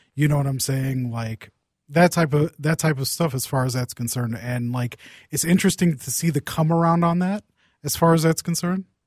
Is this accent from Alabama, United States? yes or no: no; Saint Paul, Minnesota, United States; I grew up in Saint Paul